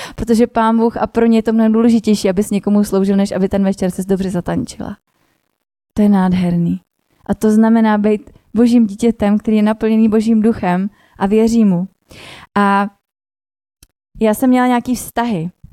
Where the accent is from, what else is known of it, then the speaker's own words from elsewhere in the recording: Milovice, Central Bohemian Region, Czechia; also born or lived in Prague; do rodného města Domilovic